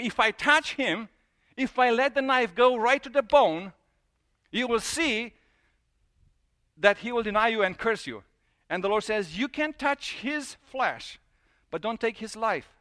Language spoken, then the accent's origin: English; Transylvania, Romania; moved away; I grew up in Transylvania.